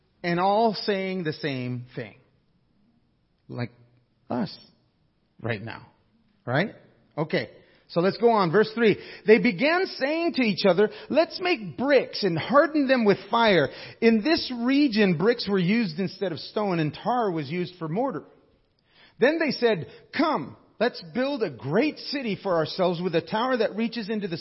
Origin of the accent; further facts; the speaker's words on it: Alaska, United States; I come from Alaska